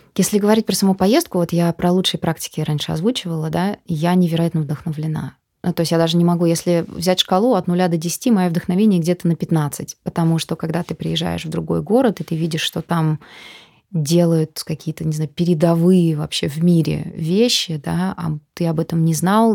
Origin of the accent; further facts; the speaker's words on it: Moscow, Russia; Мы такие москвичи